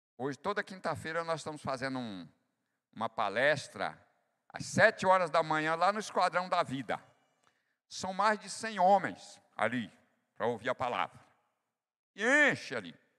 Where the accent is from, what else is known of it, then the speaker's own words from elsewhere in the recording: Bahia, Brazil; eu sou nordestino da Bahia